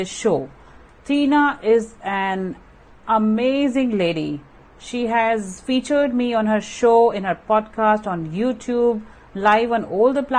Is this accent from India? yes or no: yes; India; being an Indian woman